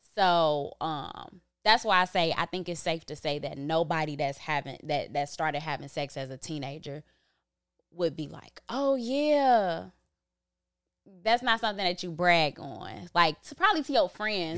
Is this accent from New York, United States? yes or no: no; Chicago, Illinois, United States; also born or lived in Back of the Yards; me growing up in Inglewood